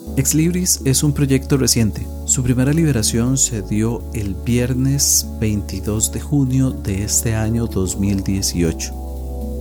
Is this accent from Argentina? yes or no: no; Costa Rica; acá en mi país, Costa Rica